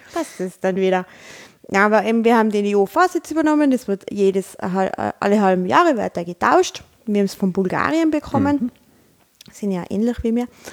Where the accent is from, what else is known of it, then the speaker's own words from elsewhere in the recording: Tyrol, Austria; uns als Tiroler